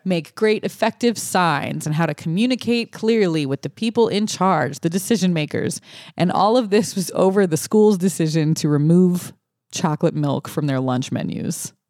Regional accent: Louisiana, United States; I grew up in Louisiana

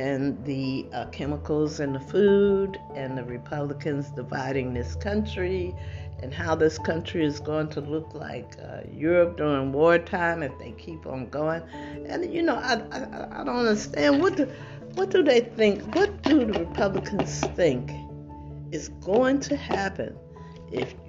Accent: United States; I'm an American citizen.

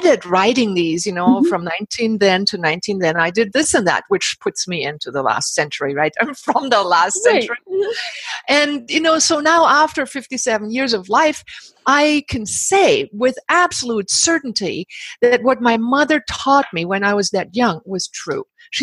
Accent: Germany; moved away as an adult; also born or lived in Himalayas / Pacific Northwest, United States; now in Bali, Indonesia; I was born in the Himalayas to German parents, grew up in Germany

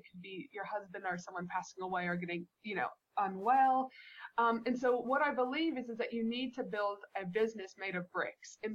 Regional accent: Canada; back when I was a child growing up in Canada, so many of my fondest memories are outside making, you know, snow angels

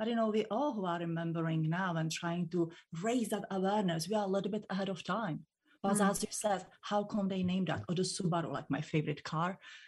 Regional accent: Czechia; born there; English is a second language; And in the Europe, I was born in the Czech Republic, we don't have this protective thing.

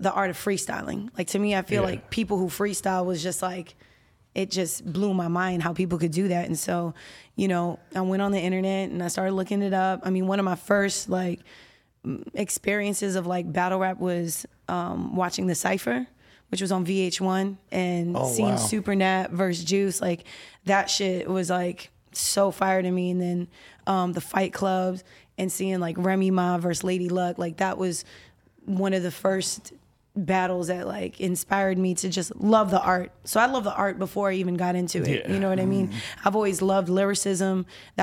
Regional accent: Orlando, Florida, United States; I'm from Orlando

